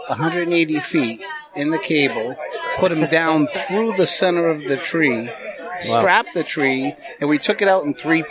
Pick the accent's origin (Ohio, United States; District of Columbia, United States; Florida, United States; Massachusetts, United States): Massachusetts, United States; Malden; moved away as an adult; also born or lived in California; So I'm from Malden. My wife's from Revere. Moved out to California. We've been back here 12 years now. We were out there for 12 years.